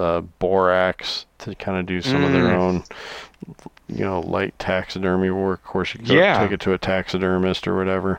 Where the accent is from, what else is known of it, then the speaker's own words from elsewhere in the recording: Iowa, United States; I love my home state here in Iowa.